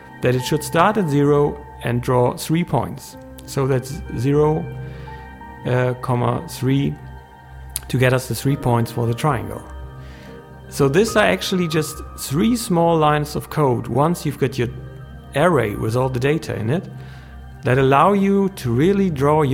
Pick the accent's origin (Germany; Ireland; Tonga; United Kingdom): Germany; English is a second language; I'm a German guy, so English is my native language